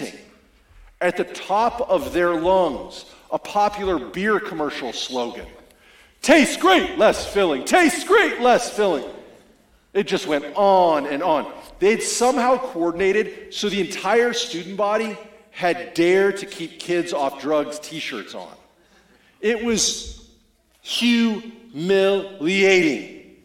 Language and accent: English; Spokane, Washington, United States; moved away; I'm from Spokane, Washington